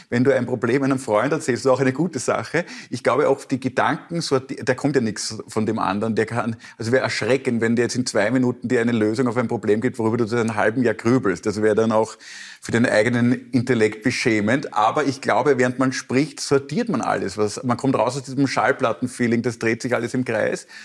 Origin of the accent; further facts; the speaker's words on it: Austria; Also ich muss mir als Österreicher dann immer angewöhnen, dass wir schon eine Dreiviertelstunde, bevor wir wirklich weggehen, mit der Verabschiedung langsam